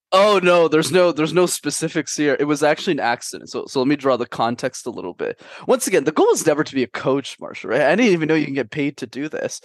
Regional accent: Canada; also born or lived in Montreal; I'm based in Montreal. My parents immigrated from a small country called Sri Lanka in the early nineties, but I was born and raised in Canada

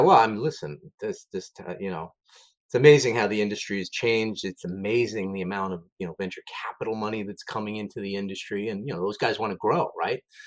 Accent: New York City, New York, United States; I'm, I'm, a New York City guy. Grew up in the Bronx, New York.

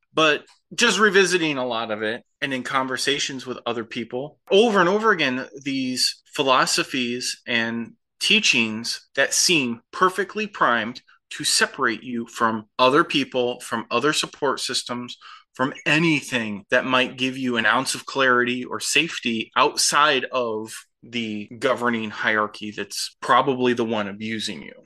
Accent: Midwest, United States; We, we grew up in the Midwest

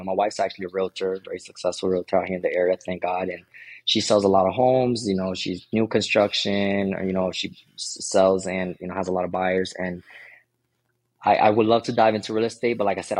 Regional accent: Florida, United States; I came from Florida.

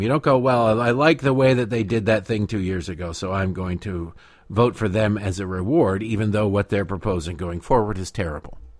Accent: Michigan, United States; my home state of Michigan

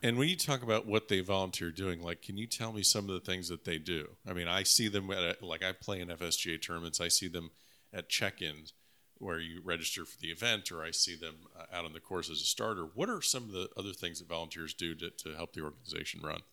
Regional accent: Florida, United States; my home state of Florida

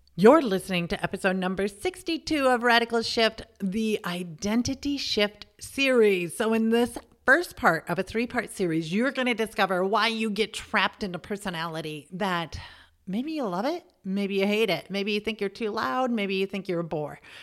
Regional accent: middle of America, Midwest, United States; moved away as an adult; also born or lived in Germany / England; what I was like as an American. And not only that, as the middle of America American

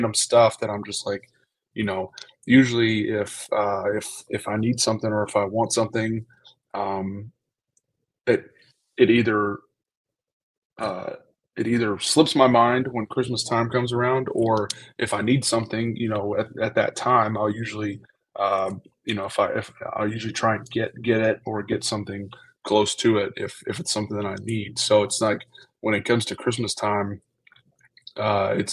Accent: Georgia, United States; moved away as an adult; now in Buffalo, United States; growing up in Georgia

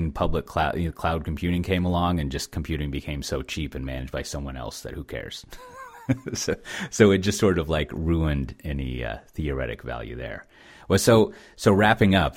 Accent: Texas, United States; as a Texan

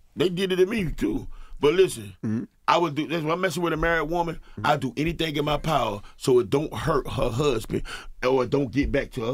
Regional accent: the South, United States; Well, I'm from the South, but they don't really. We run our household, you know.

